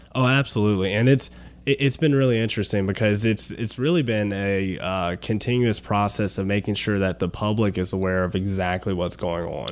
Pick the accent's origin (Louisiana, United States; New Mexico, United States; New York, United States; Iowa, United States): Louisiana, United States; Baton Rouge; I'm from Baton Rouge originally